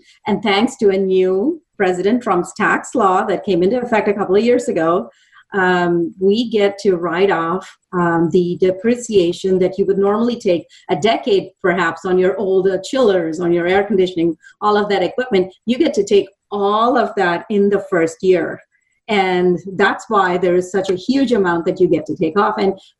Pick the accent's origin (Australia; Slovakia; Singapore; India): India; moved away as an adult; now in Dallas, United States; I've lived in Dallas for almost 30 years. I moved here from India with the intention of being an electrical engineer.